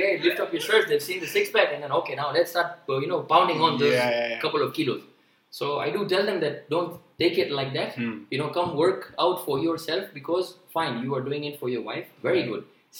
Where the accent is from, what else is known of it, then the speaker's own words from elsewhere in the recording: Mombasa, Mombasa County, Kenya; moved away as an adult; now in Pune, India; I'm basically from Kenya. Right, yeah. I've been born and brought up there.